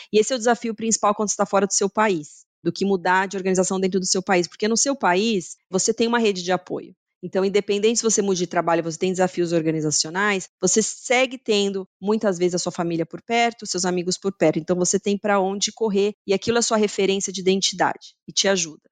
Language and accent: Portuguese; Brazil; moved away as an adult; also born or lived in São Paulo, Brazil / Germany / Switzerland / Mexico; now in Canada; como latina e brasileira